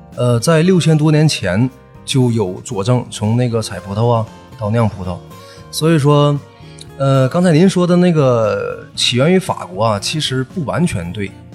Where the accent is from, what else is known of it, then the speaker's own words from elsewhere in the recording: Northeast China, China; accent: Northeastern Mandarin (东北话); 按我们东北话说就是酒人儿